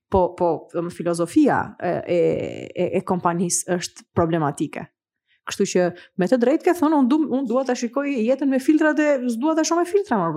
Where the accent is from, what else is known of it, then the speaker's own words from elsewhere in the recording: Gjirokastër, Gjirokastër County, Albania; Unë në Gjirokastër që jam rritur, ka qenë vetëm gurë.